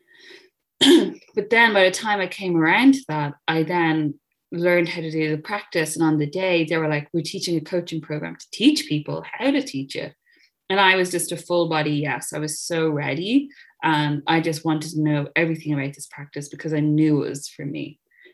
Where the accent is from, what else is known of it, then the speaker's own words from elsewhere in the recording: Ireland; moved away as an adult; also born or lived in Dublin / London; now in United Kingdom; I grew up in Catholic Ireland in the 90s